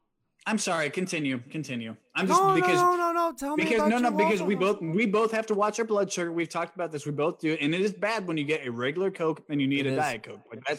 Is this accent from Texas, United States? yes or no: no; Cleveland, Ohio, United States; I do like Cleveland. I'm from Cleveland.